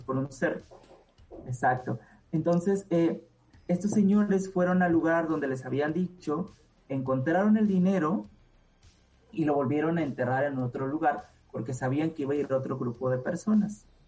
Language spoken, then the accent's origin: Spanish; Oaxaca, Mexico; en Oaxaca, eh, de donde yo soy